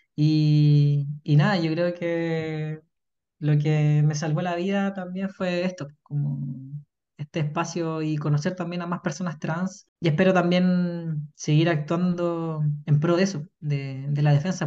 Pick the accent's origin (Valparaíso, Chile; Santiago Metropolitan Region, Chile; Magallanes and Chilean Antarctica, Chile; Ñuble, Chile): Santiago Metropolitan Region, Chile; Puente Alto; vengo de Puente Alto